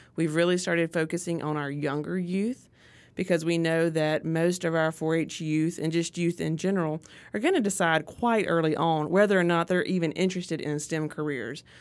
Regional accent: Artesia, Mississippi, United States; I grew up in Artesia

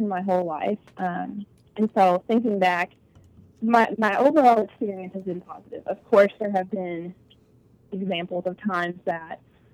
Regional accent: Kentucky, United States; now in Murfreesboro, United States; I am originally from Kentucky

